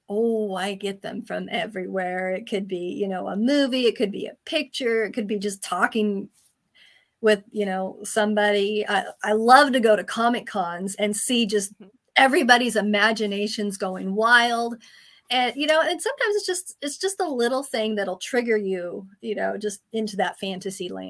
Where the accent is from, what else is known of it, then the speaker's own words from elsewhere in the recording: Germany; also born or lived in Turkey / France; I did grow up in Europe. I grew up in Germany and Turkey and France.